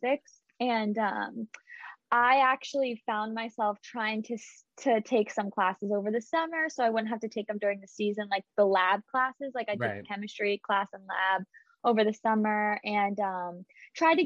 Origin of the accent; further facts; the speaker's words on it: Morgantown, West Virginia, United States; moved away as an adult; also born or lived in Providence, Rhode Island; I loved growing up in Morgantown